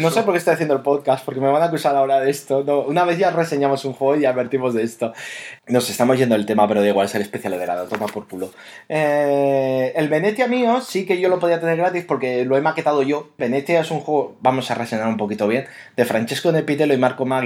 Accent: Catalonia, Spain; siendo catalanes

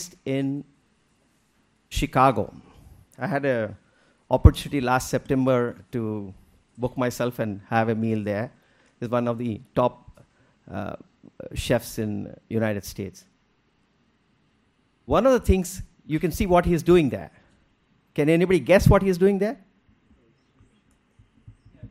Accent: India; now in Singapore

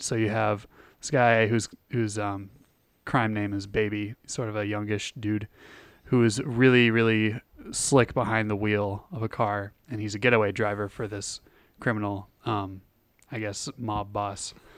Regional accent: hometown with an M State campus, Minnesota, United States; I used to drive past the, their campus in my hometown

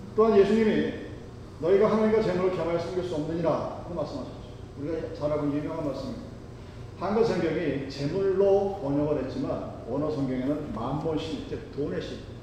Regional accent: South Korea; born or raised there; moved away as an adult

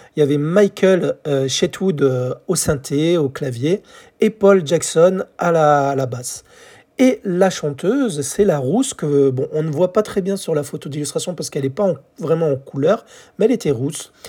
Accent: France; chez nous en France

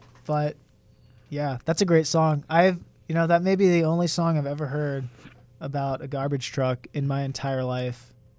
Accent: United States

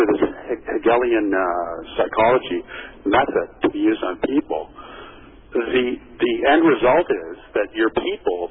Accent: Canada; as a Canadian

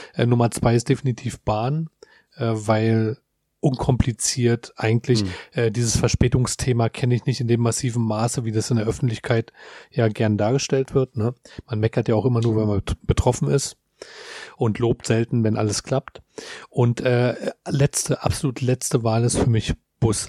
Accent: Berlin, Germany; wir als Berliner

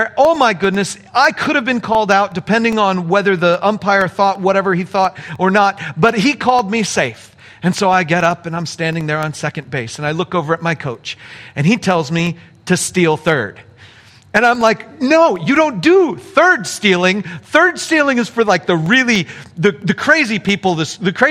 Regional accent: Apple Valley, California, United States; See, I'm from Apple Valley. We were Apple Valley Christian

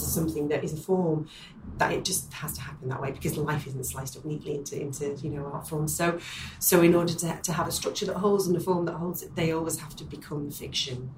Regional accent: Manchester, North West England, United Kingdom; that is my hometown.

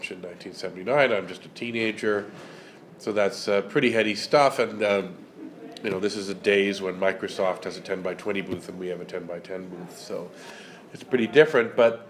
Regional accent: Toronto, Ontario, Canada; I grew up in the suburbs of Toronto

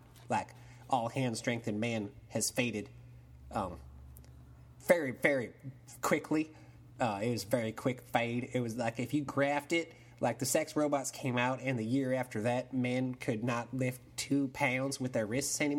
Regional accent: Texas, United States; Like I said, you know, I'm living down in Texas. As you might have heard from my accent, I'm born and bred in Texas.

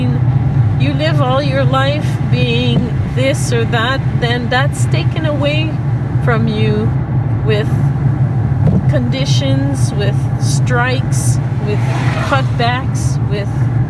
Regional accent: Cap-Rouge, Quebec, Canada; also born or lived in Ontario, Canada; now in Northern Ontario, Canada; But I grew up In Cap Rouge, Quebec.

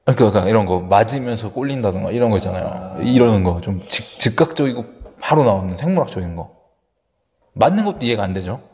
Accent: South Korea

